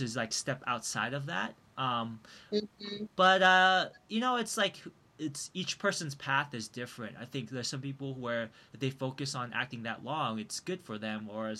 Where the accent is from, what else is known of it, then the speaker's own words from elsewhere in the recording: Milpitas, California, United States; also born or lived in Taiwan; Milpitas, my hometown